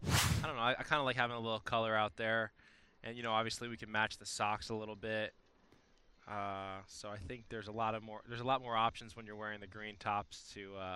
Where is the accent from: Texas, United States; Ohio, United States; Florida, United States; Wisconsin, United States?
Florida, United States; South; being from South Florida